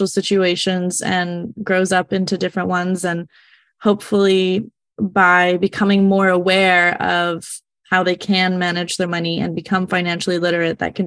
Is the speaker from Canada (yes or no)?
yes; Canada; I'm from Canada